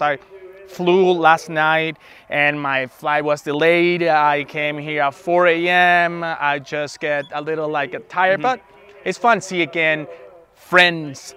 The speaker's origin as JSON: {"language": "English", "country": "Venezuela", "also_born_or_lived": "United States", "second_language": "English", "moved": "as an adult", "lives_now": "Denver, United States", "said": "I am originally from Venezuela. I've been in the United States for more than 12, 14 years, but recently I moved to Denver, Colorado."}